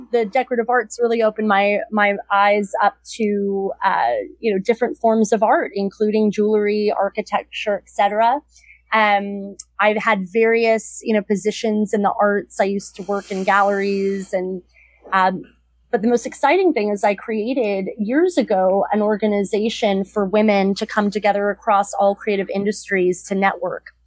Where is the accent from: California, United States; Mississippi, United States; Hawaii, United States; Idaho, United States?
California, United States; Los Angeles; moved away as an adult; also born or lived in Boston; now in New York City, United States; I grew up in Southern California. I moved back.